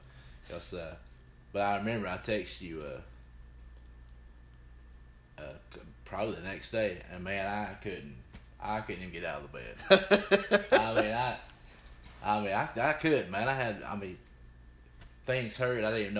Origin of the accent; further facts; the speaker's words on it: Dalton, Georgia, United States; I grew up in Dalton